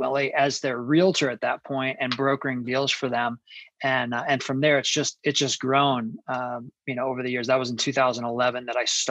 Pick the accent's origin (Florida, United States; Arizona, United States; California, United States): Arizona, United States; Phoenix; I grew up in Phoenix, Arizona